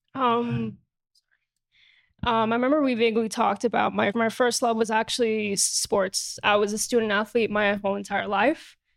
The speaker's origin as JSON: {"language": "English", "region": "New York", "country": "United States", "tie": "born or raised there", "said": "Born and raised in Jamaica, Queens, New York."}